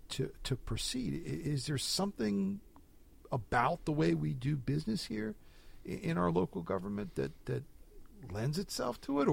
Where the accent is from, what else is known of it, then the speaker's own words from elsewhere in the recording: New Jersey, United States; now in Washington, D.C., United States; I'm from New Jersey